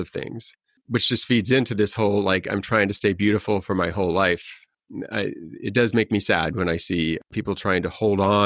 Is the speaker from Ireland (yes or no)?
no; North Platte, Nebraska, United States; now in Los Angeles, United States; I was born in North Platte, Nebraska, where 80% of the people in that town were working on the railroad